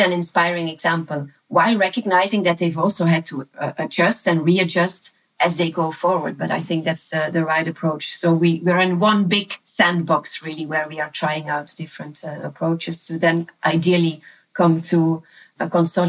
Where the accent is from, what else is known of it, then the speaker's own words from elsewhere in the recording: Leuven, Flanders, Belgium; my hometown, which is the city of Leuven here uh-huh. in Belgium.